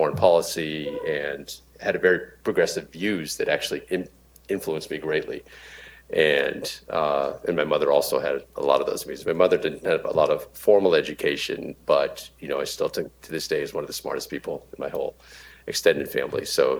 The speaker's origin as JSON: {"language": "English", "region": "East Coast", "country": "United States", "tie": "born or raised there", "also_born_or_lived": "Pittsburgh, Pennsylvania / Boston area, Massachusetts", "said": "we grew up on the East Coast, both in Pittsburgh and the Boston area."}